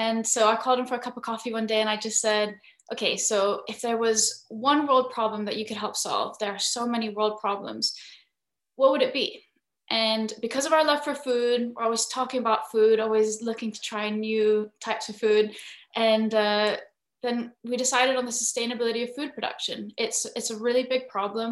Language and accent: English; Philippines; moved away; So I'm half Filipino, half Scottish. And growing up in the Philippines